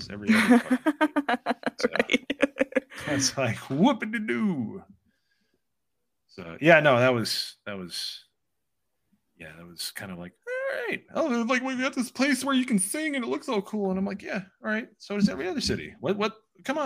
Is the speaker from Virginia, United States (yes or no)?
no; Indiana, United States; moved away as an adult; now in South Carolina, United States; we're from Indiana